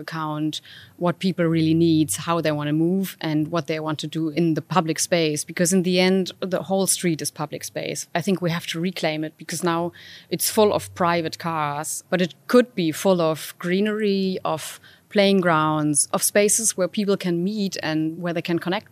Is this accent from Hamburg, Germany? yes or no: no; Berlin, Germany; I am from Berlin, so it's really my city